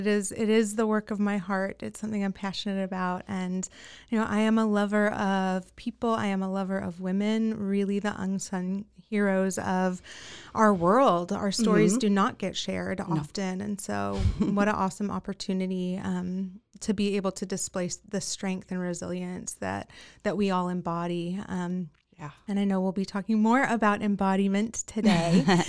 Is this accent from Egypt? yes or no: no; New Zealand; born and raised in New Zealand.